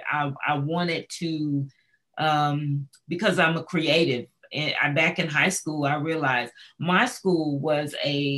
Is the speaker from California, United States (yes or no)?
yes; near Pasadena, Southern California, United States; I grew up in Southern California, not too far away from Pasadena. So I'm a Cali kind of girl.